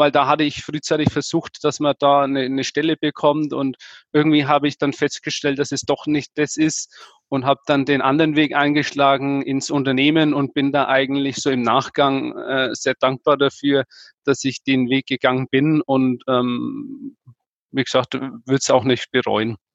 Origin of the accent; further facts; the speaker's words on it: Nuremberg, Bavaria, Germany; Ich war jetzt, bin jetzt eher heimatverbunden. Wie gesagt, deswegen, ich komme aus Nürnberg. Ähm, Hof sind 150 Kilometer entfernt.